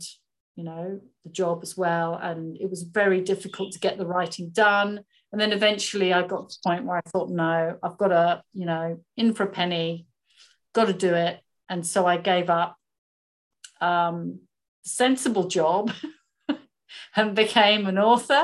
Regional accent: England, United Kingdom; moved away as an adult; now in Sydney, Australia; I've lived in Australia 20 odd years now. I originally came here as a backpacker, fell in love with Sydney. Oh my God, I just went, I want to live here. It's so beautiful. But I'm originally from England

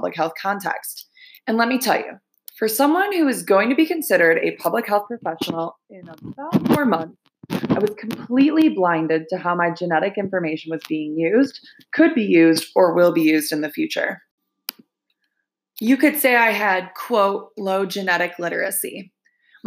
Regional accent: Michigan, United States; my home state of Michigan

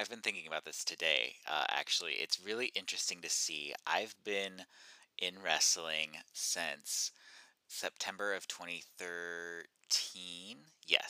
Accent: Eastern Oregon, United States; I grew up in Eastern Oregon, middle of nowhere.

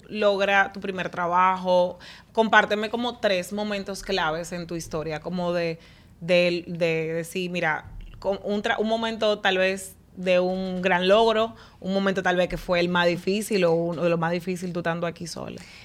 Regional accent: Dominican Republic; como dominicanos nosotros

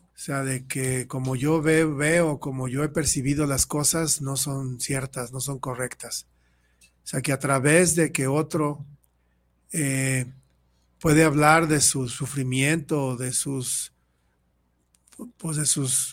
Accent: Mexico City, Mexico; yo soy de la Ciudad de México, y ahí en donde yo vivía

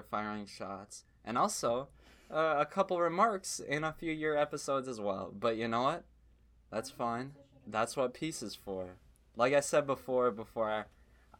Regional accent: Minnesota, United States; I am from an undisclosed location in Binnaboda. Minnesota

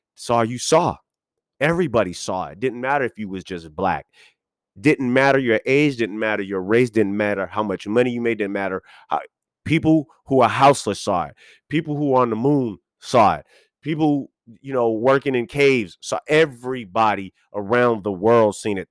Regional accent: West Coast, United States; also born or lived in Boston, Massachusetts; I'm West Coast raised

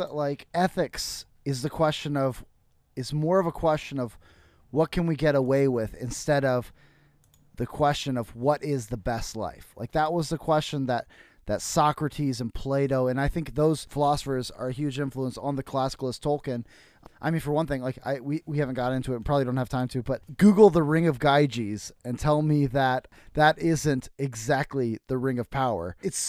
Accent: Iowa, United States

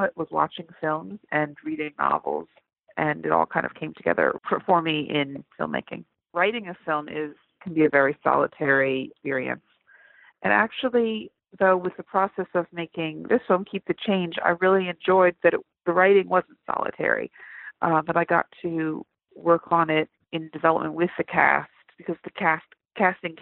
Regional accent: United States; I was in Bokerton, my hometown

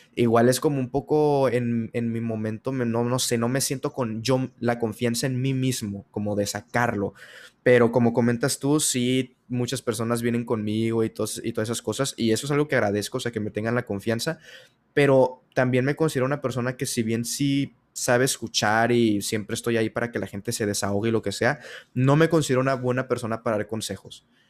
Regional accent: Sinaloa, Mexico; yo soy de Sinaloa

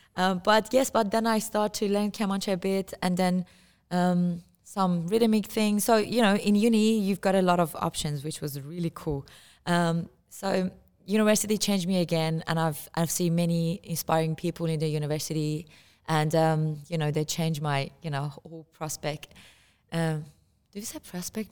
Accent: Iran; moved away; I come from Iran and I play santur

